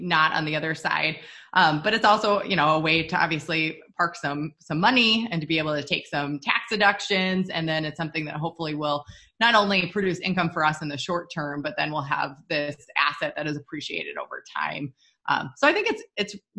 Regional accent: Minnesota, United States; We're from Minnesota, so we're total like snowbirds

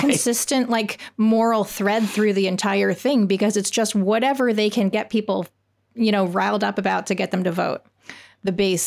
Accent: Canada; moved away; as a Canadian who grew up and didn't learn about the American system of government

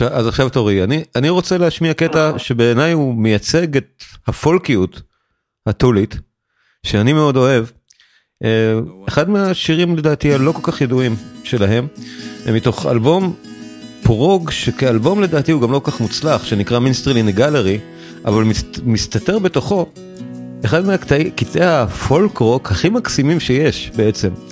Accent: Israel; כולנו כישראלים

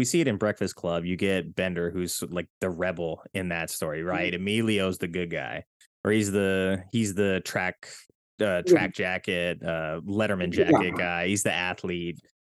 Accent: California, United States; I'm from California

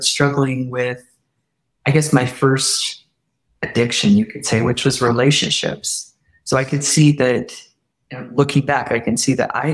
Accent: Utah, United States; I grew up in Utah

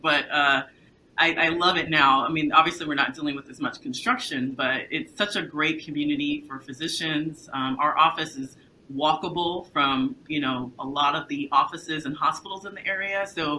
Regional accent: Friendswood, Texas, United States; also born or lived in Atlanta, Georgia / Washington, D.C. / New York; growing up in Friendswood, Texas, it's a suburb

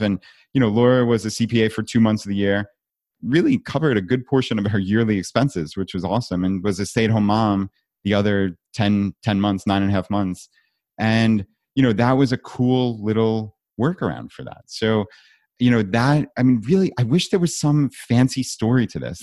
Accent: New York, United States; now in Richmond, United States; I live in Richmond, I'm from New York

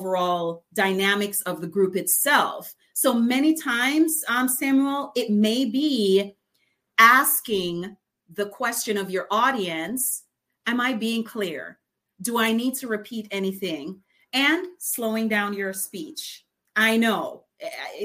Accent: Jamaica; accent: patois; I'm from Jamaica. So ever so often my patois comes out

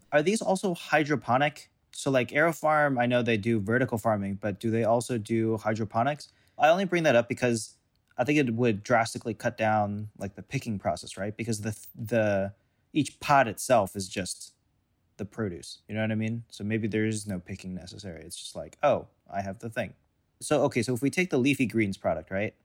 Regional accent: St. Louis, Missouri, United States; moved away as an adult; I grew up in Saint Louis

